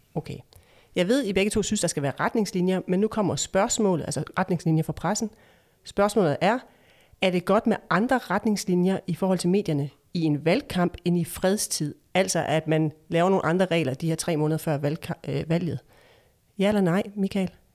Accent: Esbjerg, Southern Denmark, Denmark; min hjemstavn, Esbjerg

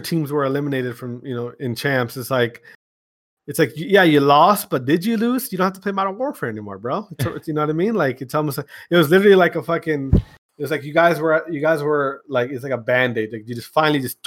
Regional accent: Wisconsin, United States; I'm from Wisconsin

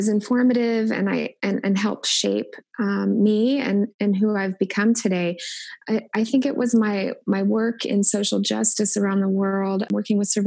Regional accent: Indianapolis, Indiana, United States; moved away as an adult; also born or lived in Wilmore, Kentucky; now in Omaha, United States; Growing up in Indianapolis, we attended church at least 3 times a week

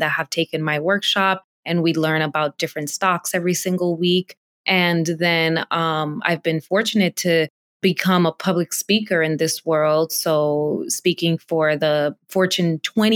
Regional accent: Dominican Republic; now in United States; I was born in the Dominican Republic

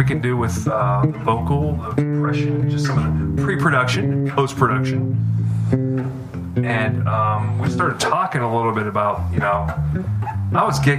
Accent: Pittsburgh, Pennsylvania, United States; moved away as an adult; also born or lived in North Texas; No, so I'm from Pittsburgh. I'm going to school in North Texas.

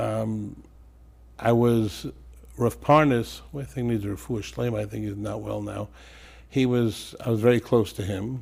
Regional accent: New York City, New York, United States; moved away as an adult; also born or lived in Israel / Teaneck, New Jersey; now in Passaic, United States; I was born in Brooklyn and, uh, originally in Crown Heights. We moved to Canarsie

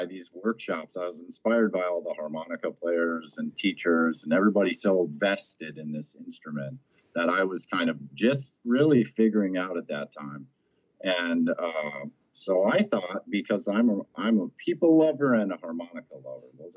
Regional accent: Minnesota, United States; moved away; also born or lived in Hawaii; I'm originally from Minnesota

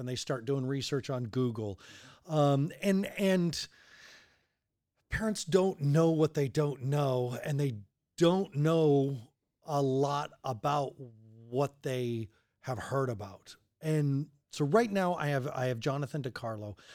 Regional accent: Longmont, Colorado, United States; also born or lived in Denver; I grew up in Longmont, lived in Denver.

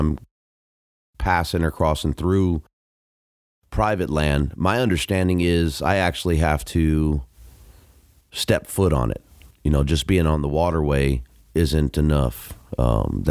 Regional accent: Southern California, United States; Being born and raised in Southern California

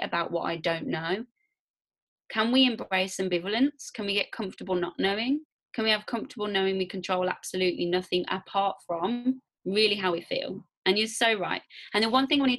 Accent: Warsaw, Masovian Voivodeship, Poland; I'm a girl from Warsaw, so like whatever I say, just remember I'm from Warsaw

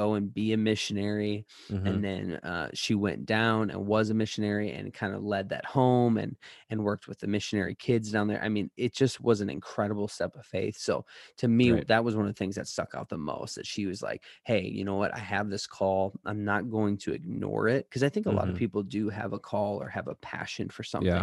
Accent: Chicago, Illinois, United States; We're from Chicago.

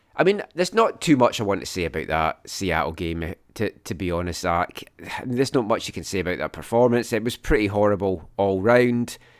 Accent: Scotland, United Kingdom; now in Vancouver, Canada; growing up in Scotland

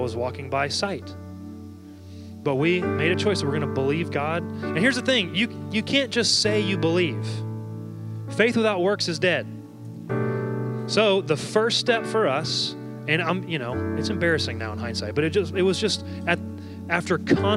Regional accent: Dallas, Texas, United States; I'm from Dallas, Texas

